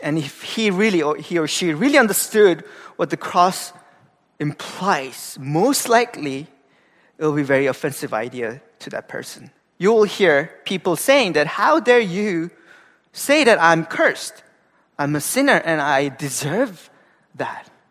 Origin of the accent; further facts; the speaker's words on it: Gangwon, South Korea; moved away; I'm from Korea. Uh, I grew up in a very small town uh, in the East Coast, uh, where it's a province called like Gangwon-do